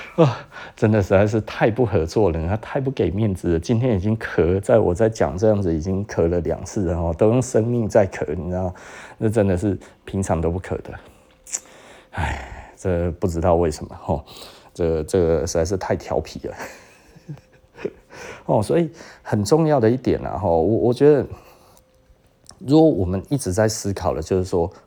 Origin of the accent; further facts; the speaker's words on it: Taiwan; 我们台湾人骄傲的台湾人，骄傲的台湾人